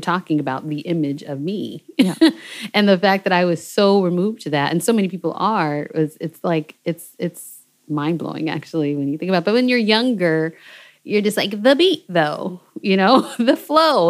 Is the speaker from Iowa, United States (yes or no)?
no; Seattle, Washington, United States; moved away as an adult; also born or lived in Berlin, Germany; I'm from Seattle, Washington, which is West Coast